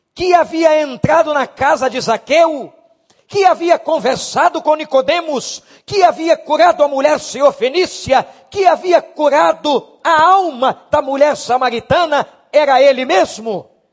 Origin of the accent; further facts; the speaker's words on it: Brazil; como nós brasileiros